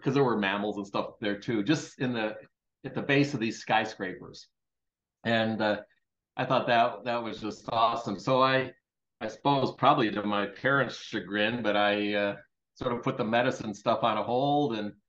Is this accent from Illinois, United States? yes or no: yes; Chicago, Illinois, United States; moved away; also born or lived in Coronado, California / Kansas; I consider the Chicago area home. That's really where I spent most of my growing up time